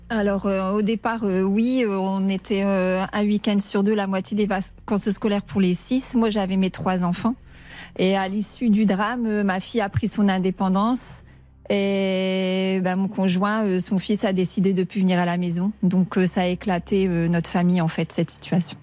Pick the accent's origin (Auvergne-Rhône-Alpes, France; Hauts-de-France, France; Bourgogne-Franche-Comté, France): Hauts-de-France, France; Ronchin; moved away as an adult; now in Douaisis, France; de base, je suis de Ronc